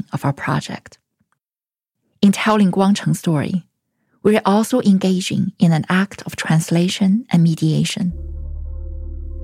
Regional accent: China; English is a second language; moved away as an adult; also born or lived in San Diego; now in United States; I grew up in China

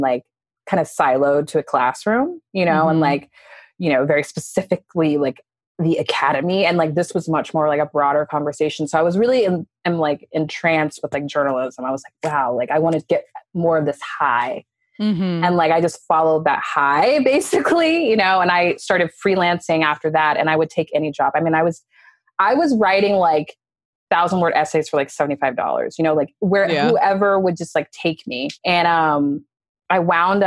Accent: Dallas, Texas, United States; now in New York, United States; from Dallas, Texas. I've lived in New York for 15 years now

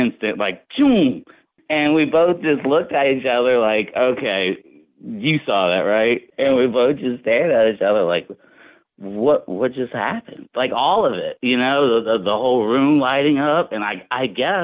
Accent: New Orleans, Louisiana, United States; also born or lived in North Shore of Lake Pontchartrain, Louisiana; I grew up in New Orleans, but we moved to the north shore around my teens.

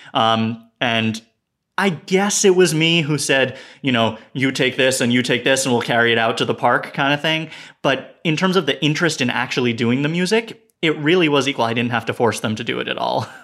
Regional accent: New York City, New York, United States; we grew up right near Washington Square Park

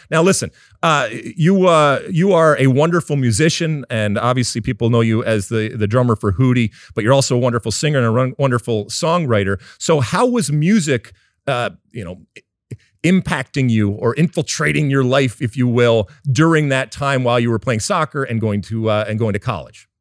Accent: suburbs of Detroit, Michigan, United States; I grew up in the suburbs of Detroit

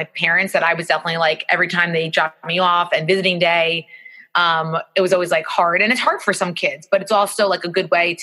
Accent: Great Neck, New York, United States; now in New York City, United States; I'm originally from Great Neck

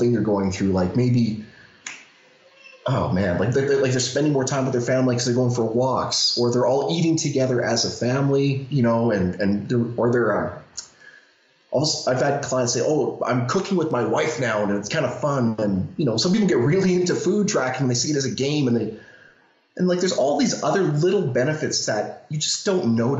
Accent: Canada; I'm Canadian

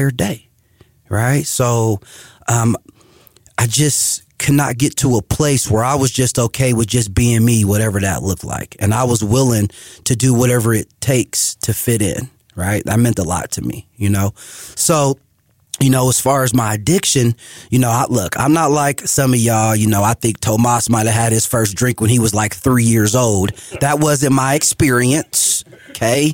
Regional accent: Denver, Colorado, United States; also born or lived in Lakewood, Colorado; I grew up in Northeast Denver

